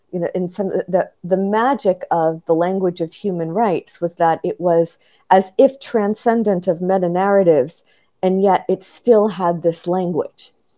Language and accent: English; United States; I was the only American there